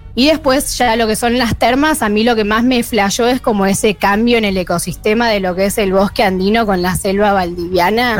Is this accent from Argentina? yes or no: yes; San Francisco, Córdoba, Argentina; moved away as an adult; now in San Martín de los Andes, Argentina; Yo soy de San Francisco, del interior de Córdoba, pero estoy viviendo hace dos años acá en San Martín